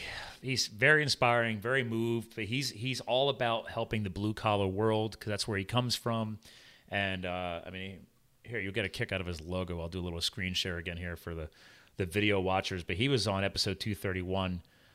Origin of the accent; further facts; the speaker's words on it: New Jersey, United States; born there; I was born in Jersey.